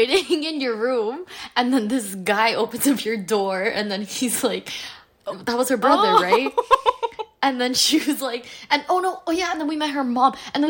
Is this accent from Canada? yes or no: yes; Toronto, Ontario, Canada; moved away as an adult; also born or lived in Montreal; I am from Toronto, Ontario.